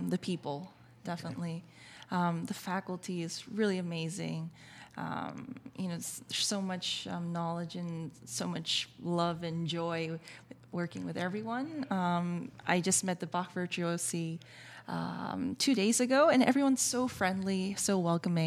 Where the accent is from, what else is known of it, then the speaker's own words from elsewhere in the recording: Brookline, Massachusetts, United States; moved away as an adult; now in New York, United States; I grew up in Boston, went to NEC Prep.